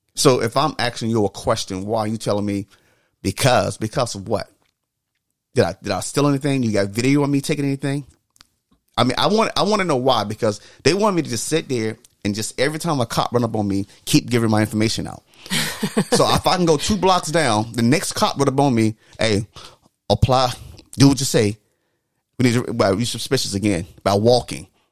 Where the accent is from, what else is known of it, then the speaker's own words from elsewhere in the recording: the South, United States; growing up in the South